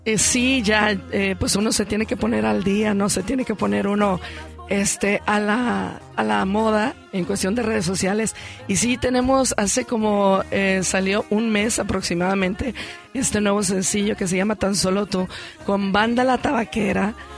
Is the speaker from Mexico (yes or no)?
yes; Unión de Tula, Jalisco, Mexico; Unión de Tula, Jalisco, que es mi pueblo